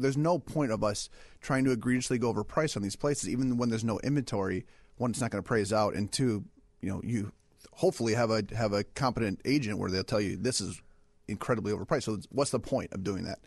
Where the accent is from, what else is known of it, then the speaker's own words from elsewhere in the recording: Michigan, United States; moved away as an adult; also born or lived in Ohio; now in Chicago, United States; I'm originally from Michigan